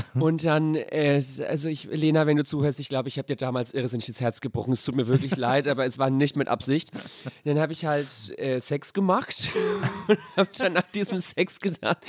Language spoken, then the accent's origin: German; Sonnefeld, Bavaria, Germany; now in Berlin, Germany; es ist leider nur Sonnefeld